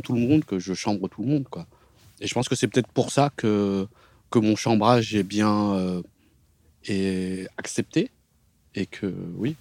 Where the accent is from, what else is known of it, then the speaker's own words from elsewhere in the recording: France; en tant qu'occidental, en tant que français